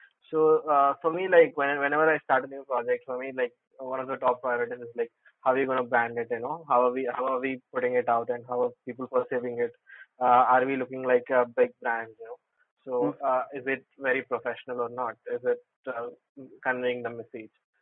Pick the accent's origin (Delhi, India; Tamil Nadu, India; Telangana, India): Telangana, India; Hyderabad; I'm from Hyderabad